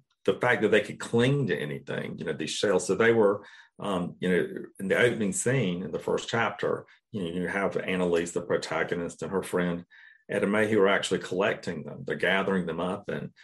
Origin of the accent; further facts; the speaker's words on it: South Georgia, United States; growing up in South Georgia, one summer when I was a boy